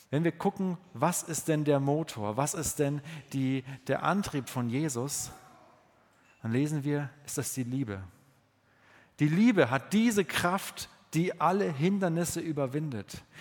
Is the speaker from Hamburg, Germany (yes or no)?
no; Bavaria, Germany; ich komme ja aus dem Allgäu und das ist ein bayerischer Satz.